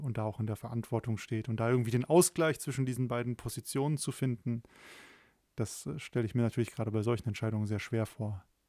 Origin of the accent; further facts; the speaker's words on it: Germany; als Deutsche